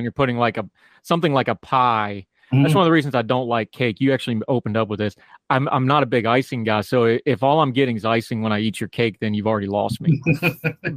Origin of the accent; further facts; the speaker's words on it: West Virginia, United States; growing up in West Virginia